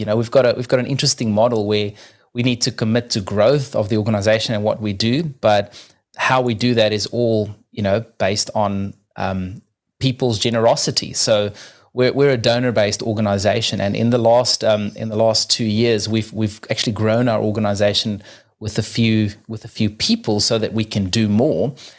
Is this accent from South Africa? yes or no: yes; South Africa; now in New Zealand; I'm originally from South Africa, living in New Zealand right now